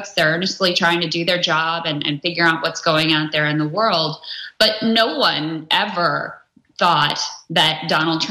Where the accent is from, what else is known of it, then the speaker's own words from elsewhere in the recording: rural Virginia, United States; also born or lived in New York / Washington, District of Columbia, United States; now in Kentucky, United States; I'm from Virginia originally, and rural